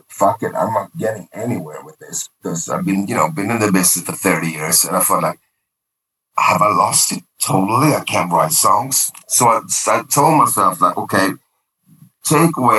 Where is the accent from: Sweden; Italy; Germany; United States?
Sweden; first language Swedish; English is a second language; I did a native Swedish album, singing in Swedish